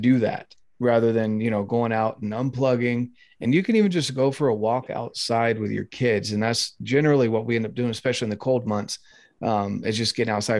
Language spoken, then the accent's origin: English; North Carolina, United States; moved away; I grew up in North Carolina